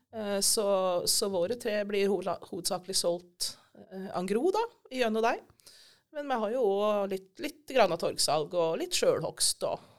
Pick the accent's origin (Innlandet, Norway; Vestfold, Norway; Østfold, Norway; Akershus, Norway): Innlandet, Norway; Elverum; moved away as an adult; now in Ryfylke, Norway; Jeg kommer fra Elverum, egentlig. Ja. Så jeg er fra dype skogene på indre Østlandet.